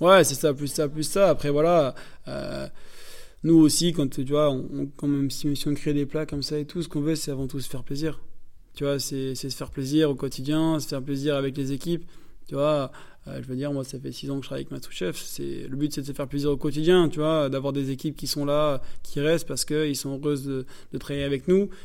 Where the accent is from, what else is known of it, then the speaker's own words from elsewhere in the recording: northern France, France; moi je viens du nord de la France